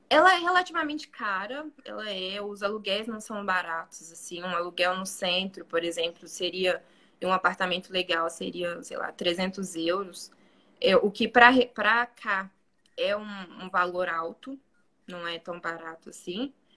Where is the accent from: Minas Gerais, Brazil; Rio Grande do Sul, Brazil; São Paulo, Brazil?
Minas Gerais, Brazil; Belo Horizonte; moved away as an adult; now in Bosnia and Herzegovina; eu sou de BH